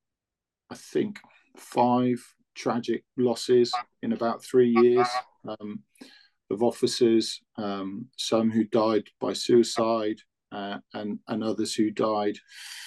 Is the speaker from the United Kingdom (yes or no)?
yes; Newbury, South East England, United Kingdom; moved away as an adult; also born or lived in West Yorkshire; I was from Newbury